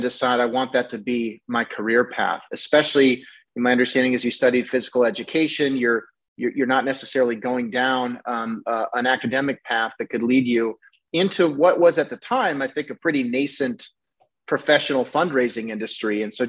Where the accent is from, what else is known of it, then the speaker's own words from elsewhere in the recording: Northeast Iowa, United States; it's sort of one of those towns without a stoplight. And, you know, you could drive right through. And that's very similar to where I grew up in Northeast Iowa.